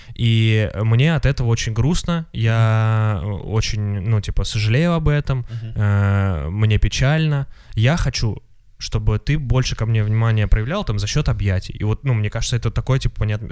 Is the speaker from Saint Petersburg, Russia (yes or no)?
no; Moscow, Russia; я москвич